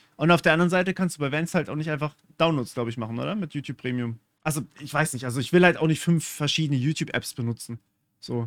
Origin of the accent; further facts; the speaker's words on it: Germany; accent: German; Ich habe einen deutschen Akzent